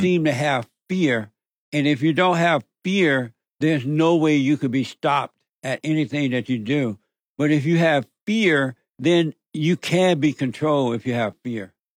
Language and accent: English; Alabama, United States; growing up in Alabama on the plantation